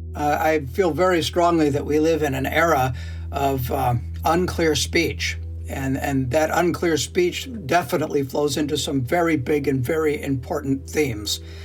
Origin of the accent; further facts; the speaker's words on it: Washington, United States; now in Canada; I am technically from the state of Washington